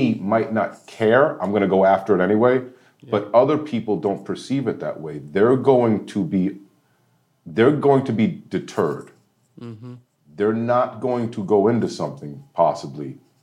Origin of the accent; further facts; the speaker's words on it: New York City, New York, United States; moved away as an adult; now in South Carolina, United States; I grew up in New York City